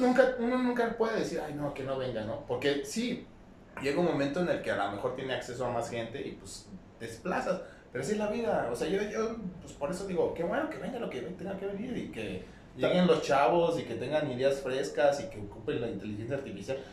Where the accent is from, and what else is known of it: Mexico